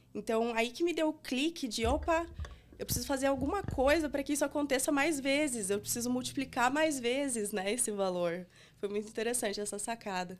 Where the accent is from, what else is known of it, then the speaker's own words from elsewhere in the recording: Brazil; a gente, sendo brasileiro, fazendo é, algo para usuários brasileiros